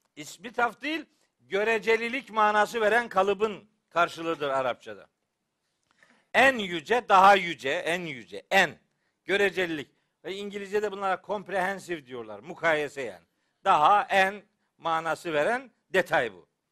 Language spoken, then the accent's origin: Turkish; Çaykara, Trabzon, Turkey; ben Trabzonluyum biliyorsunuz elhamdülillah. Bizim Çaykara'da böyle vaaz etmek kolay iş değil